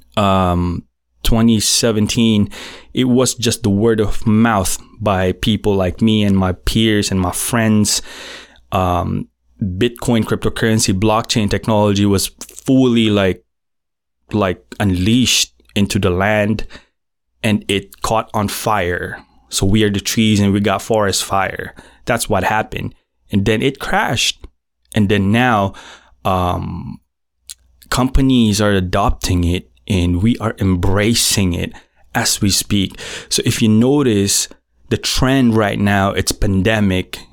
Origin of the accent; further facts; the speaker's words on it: Philippines; first language Filipino; English is a second language; in my native tongue, Filipino, I'm Filipino